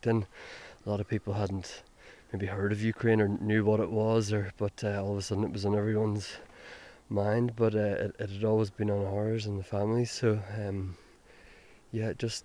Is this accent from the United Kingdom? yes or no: yes; Lisburn, Northern Ireland, United Kingdom; we grew up in Lisburn, just outside Belfast, and especially I grew up in a housing estate that was staunchly loyalist